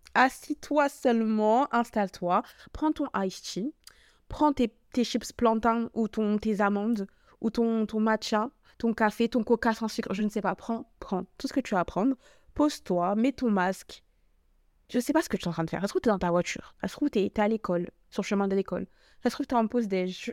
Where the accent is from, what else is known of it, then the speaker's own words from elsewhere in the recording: Paris, Île-de-France, France; je suis française, enfin, parce que je suis parisienne